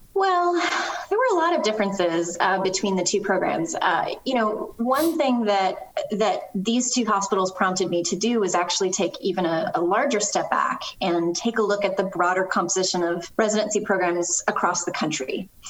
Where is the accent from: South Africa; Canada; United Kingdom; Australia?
Canada; moved away; I'm originally from Canada.